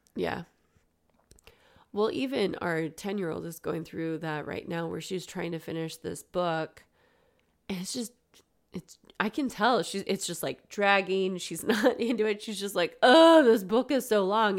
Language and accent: English; United States; we're American, but we speak English